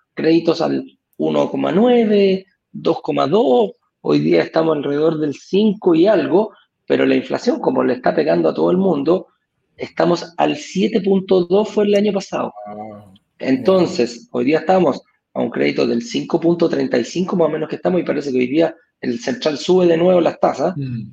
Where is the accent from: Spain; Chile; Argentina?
Chile